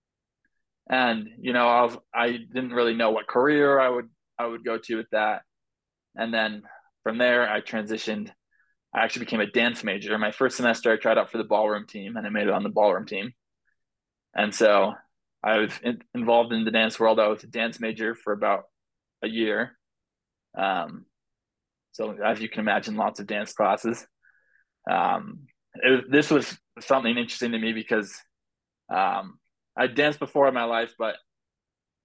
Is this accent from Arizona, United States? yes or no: no; Oregon, United States; I grew up in Oregon